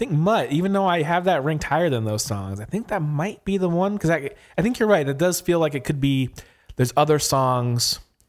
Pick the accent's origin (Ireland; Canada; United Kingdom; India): United Kingdom; England; I am from England, and the album came out 2 weeks before my 15th birthday.